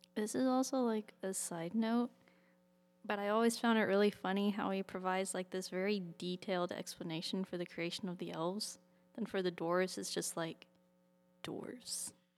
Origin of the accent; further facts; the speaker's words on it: Birmingham, West Midlands, United Kingdom; moved away; Birmingham, which is where I grew up